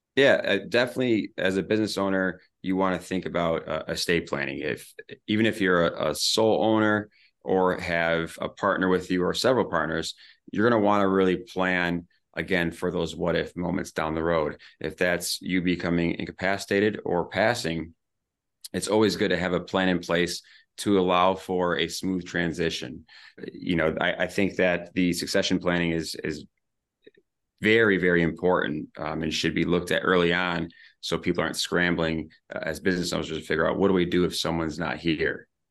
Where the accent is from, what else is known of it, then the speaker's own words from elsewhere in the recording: Ludington, Michigan, United States; moved away as an adult; also born or lived in Grand Rapids / Lansing / Nashville; back here in my hometown